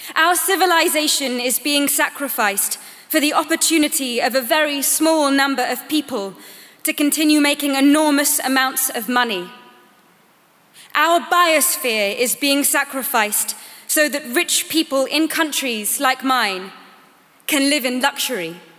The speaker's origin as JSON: {"language": "English", "country": "Sweden", "said": "I am 15 years old. I am from Sweden."}